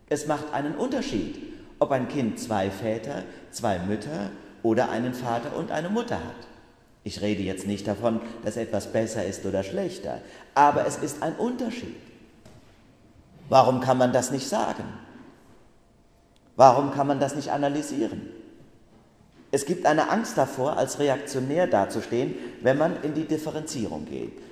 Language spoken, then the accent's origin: German; Bacharach, Rhineland-Palatinate, Germany; weil ich am vergangenen Wochenende, da hatte ich ja frei, in Bacharach in meinem Heimatort ein Erlebnis hatte.